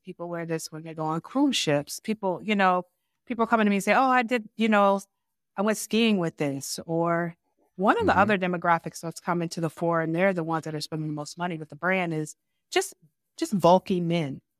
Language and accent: English; Ann Arbor, Michigan, United States; I was born and raised in Ann Arbor, Michigan